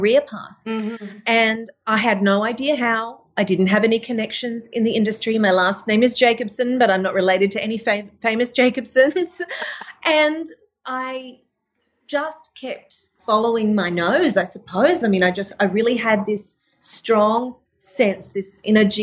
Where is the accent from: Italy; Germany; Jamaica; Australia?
Australia; Mackay, Queensland; moved away as an adult; I'm from Mackay in North Queensland. And growing up at the age of 7